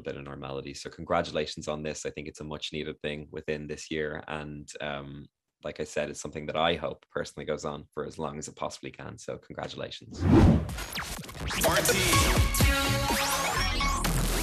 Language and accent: English; Bray, Leinster, Ireland; I grew up in Bray, so I am someone who was just from around the corner